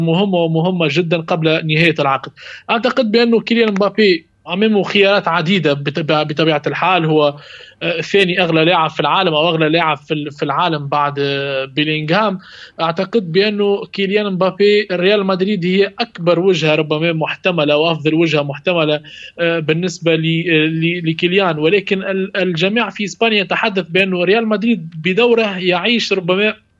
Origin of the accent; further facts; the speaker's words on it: Tunisia; وانا تونسي